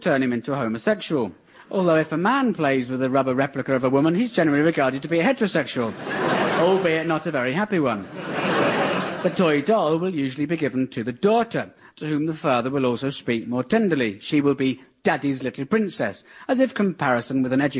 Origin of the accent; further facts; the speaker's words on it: near Aldershot, South East England, United Kingdom; I grew up near Aldershot, home of the British Army.